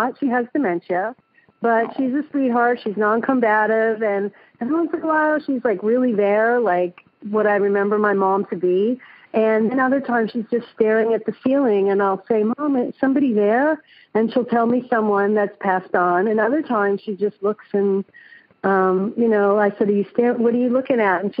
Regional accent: Northeast, United States; now in San Jose, United States; we're all from the Northeast.

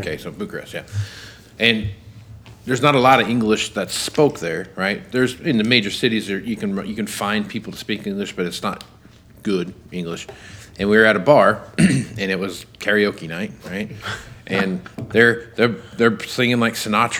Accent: United States; I'm American.

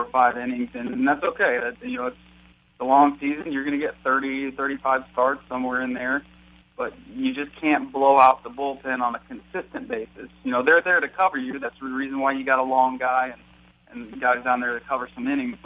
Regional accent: Wadsworth, Ohio, United States; I was back in Ohio in my hometown, Wadsworth, with my parents

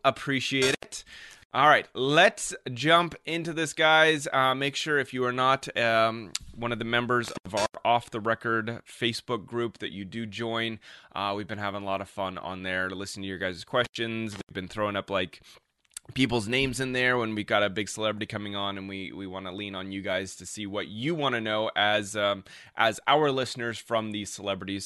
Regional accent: Denver, Colorado, United States; now in California, United States; I am originally from Denver, Colorado

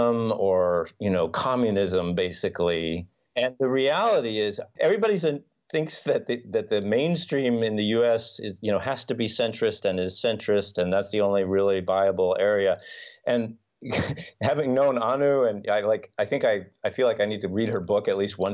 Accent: United States; moved away as an adult; now in Finland; as someone who grew up in the US and has family and friends there

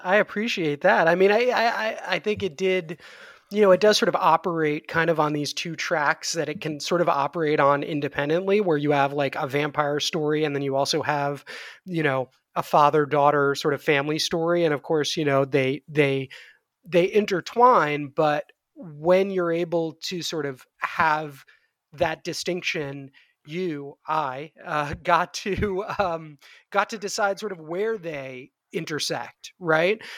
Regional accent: New York City, New York, United States; I grew up in New York City in, um, in the eighties and the nineties

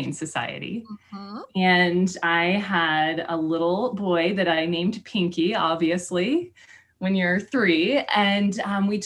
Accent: Kansas, United States; moved away as an adult; also born or lived in Texas; now in Boulder, United States; I grew up in Kansas and then I went to school in Texas

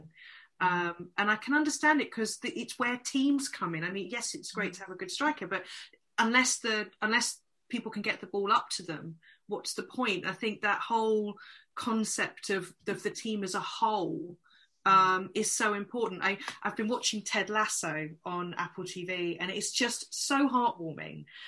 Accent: London, United Kingdom; I come from London, um, and I actually I actually live um, not far from Selhurst Park

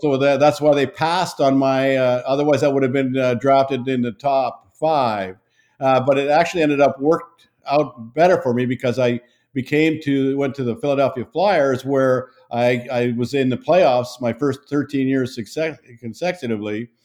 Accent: Saskatchewan, Canada; moved away; I grew up in Saskatchewan in Canada

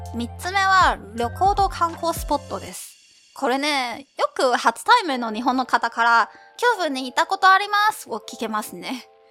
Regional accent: Zhongli, Taoyuan, Taiwan; Japanese is a second language; moved away as an adult; now in Tokyo, Japan; 私の地元、桃園空港からタクシー40分くらいに着く中歴、ジョンリーです

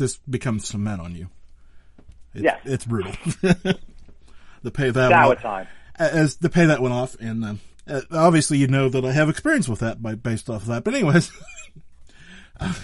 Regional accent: Western Pennsylvania, United States; I'm from Western Pennsylvania

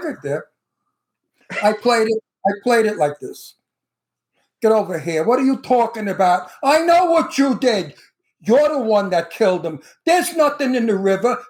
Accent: United States; I'm American. My, my heritage is Italian

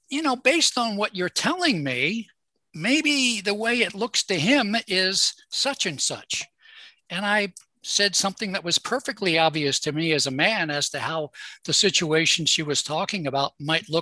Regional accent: Baltimore, Maryland, United States; I was born in Baltimore. I live near Baltimore, between Baltimore and Washington, D.C.

